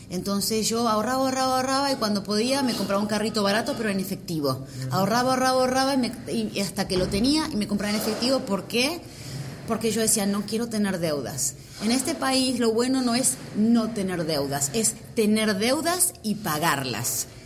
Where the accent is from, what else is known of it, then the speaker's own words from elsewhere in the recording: Argentina; moved away as an adult; now in United States; yo ya me vine de Argentina, lo más difícil, ya me hice la green card, todo